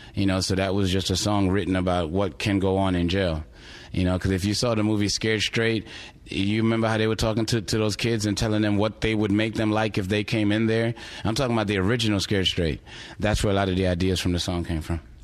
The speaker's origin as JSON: {"language": "English", "town": "New York City", "region": "New York", "country": "United States", "tie": "born or raised there", "also_born_or_lived": "Houston", "moved": "yes", "said": "grow up around it like I did in Brooklyn"}